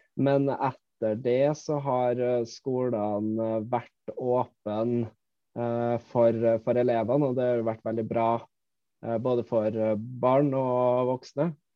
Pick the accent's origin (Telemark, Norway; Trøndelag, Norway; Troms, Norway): Trøndelag, Norway; Malvik; now in Finnmark, Norway; jeg er opprinnelig fra Malvik, eh, nabokommunen til Trondheim.